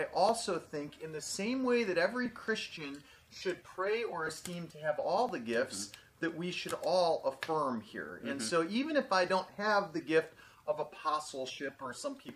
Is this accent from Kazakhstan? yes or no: no; United States; I'm American, I'm a citizen and everything else